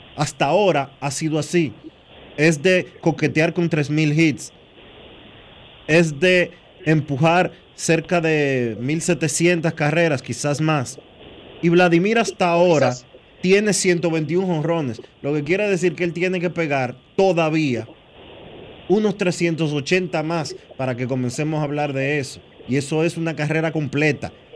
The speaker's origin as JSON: {"language": "Spanish", "country": "Dominican Republic", "said": "Nosotros como dominicanos"}